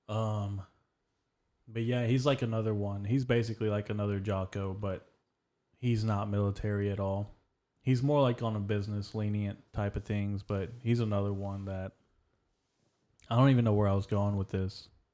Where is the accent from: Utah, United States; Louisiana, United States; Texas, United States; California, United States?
Texas, United States; I was born in Texas.